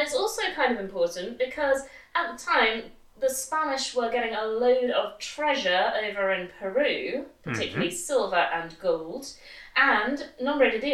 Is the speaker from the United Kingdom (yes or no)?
yes; England, United Kingdom; in our kind of typical English are best, everyone else in Europe can suck it kind of way